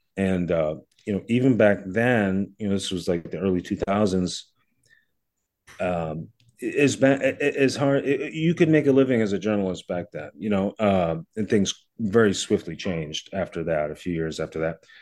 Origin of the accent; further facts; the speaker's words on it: Kingston, Massachusetts, United States; I grew up south of Brockton. I grew up in Kingston.